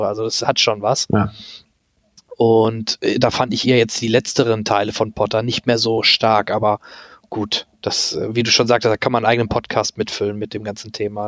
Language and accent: German; near Dortmund, North Rhine-Westphalia, Germany; ich komme ja der, aus der Nähe aus Dortmund